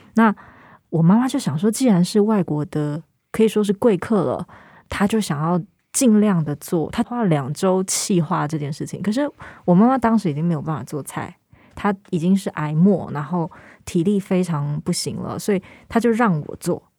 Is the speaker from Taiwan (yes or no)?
yes; northern Taiwan, Taiwan; 我是北部人，很多人因为要离家背井，他原本的大家族可能要到逢年过节才能够相会，可是因为我是一直浸泡在这个大家族里头，我的，我们北部家庭，然后可是所有的亲人是住在同一块地上